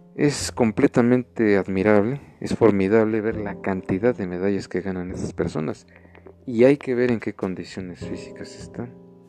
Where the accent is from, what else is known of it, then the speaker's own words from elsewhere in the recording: Mexico; nosotros como mexicanos